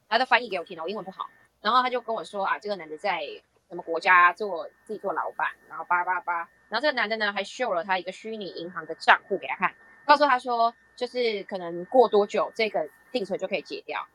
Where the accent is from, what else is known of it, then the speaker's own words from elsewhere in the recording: Taiwan; 我们台湾人